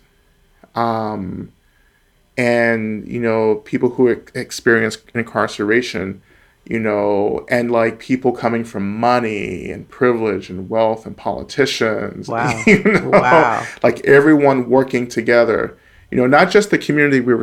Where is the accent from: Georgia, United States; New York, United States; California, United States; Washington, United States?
Georgia, United States; North; now in Boston, United States; I'm originally from Georgia, North Georgia, and near, you know, one of the staging sites for the Trail of Tears. So I grew up in, you know, a small Black community in North Georgia